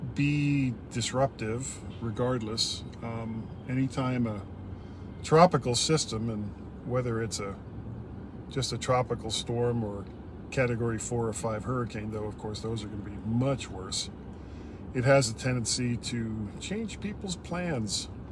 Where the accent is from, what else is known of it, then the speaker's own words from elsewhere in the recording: Fort Lauderdale, Florida, United States; I grew up in in Fort Lauderdale, that was a brick home